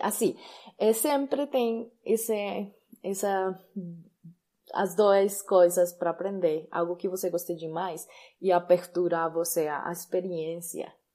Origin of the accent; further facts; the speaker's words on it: Colombia; accent: Spanish; Portuguese is a second language; also born or lived in Chía, Colombia; Eu sou colombiana e eu moro sim na Colômbia.